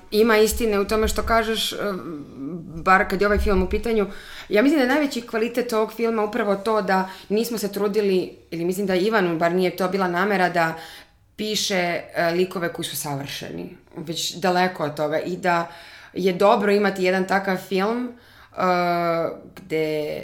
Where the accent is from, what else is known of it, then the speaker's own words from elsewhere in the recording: Bijela, Herceg Novi Municipality, Montenegro; also born or lived in Los Angeles, United States; now in Belgrade, Serbia; ja sam iz Bijele, um, tamo sam odrasla